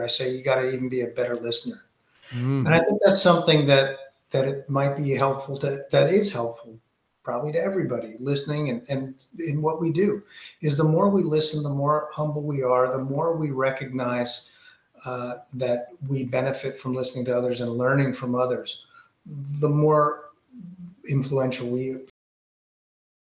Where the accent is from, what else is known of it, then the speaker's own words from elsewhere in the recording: Greenwich, Connecticut, United States; I grew up in Greenwich, Connecticut